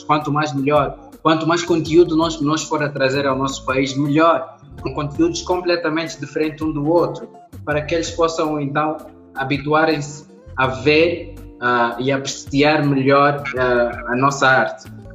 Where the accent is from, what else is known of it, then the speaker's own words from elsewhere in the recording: Angola; Nós temos uma potência enorme como angolanos